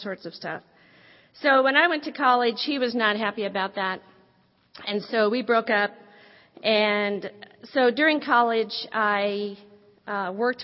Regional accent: Midwest, United States; I originally was born and raised in the Midwest in a great family

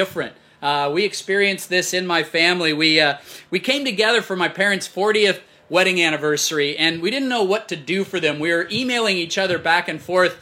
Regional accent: Fort Collins, Colorado, United States; We grew up in Fort Collins.

